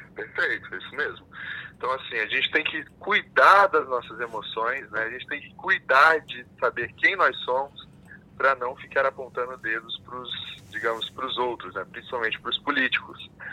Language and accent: Portuguese; Brazil; E eu sou brasileiro também